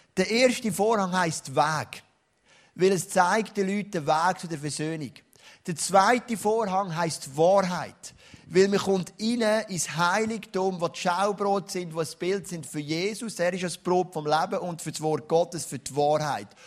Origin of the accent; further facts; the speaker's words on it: Switzerland; als Schweizer